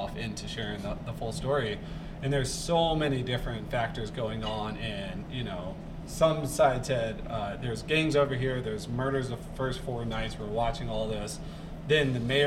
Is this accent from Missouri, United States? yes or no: yes; St. Louis, Missouri, United States; now in Coeur d'Alene, United States; I'm from St. Louis